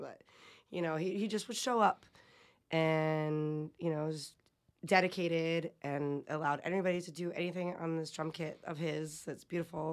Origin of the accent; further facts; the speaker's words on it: Providence, Rhode Island, United States; also born or lived in Middletown, Rhode Island; I grew up on Federal Atwells Ave